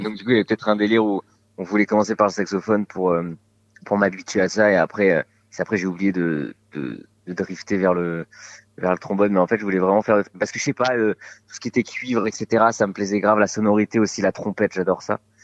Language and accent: French; Bordeaux, Nouvelle-Aquitaine, France; j'ai grandi à Bordeaux